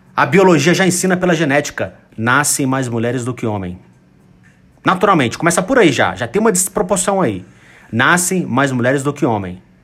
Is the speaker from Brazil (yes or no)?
yes; Brazil; a grande maioria deles somos brasileiros